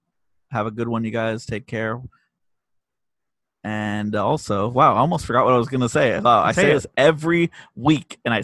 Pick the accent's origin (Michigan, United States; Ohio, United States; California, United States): California, United States; San Jose; We're from San Jose